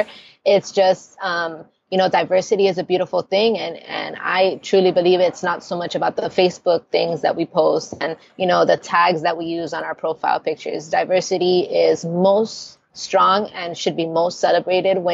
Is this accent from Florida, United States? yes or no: yes; Miami, Florida, United States; first language Spanish; English is a second language; moved away as an adult; now in Colombia; I am from Miami, so it is a pretty major city